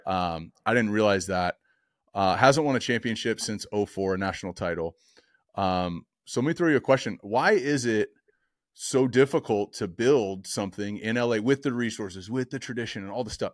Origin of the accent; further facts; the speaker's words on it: Orange County, California, United States; growing up in Orange County playing quarterback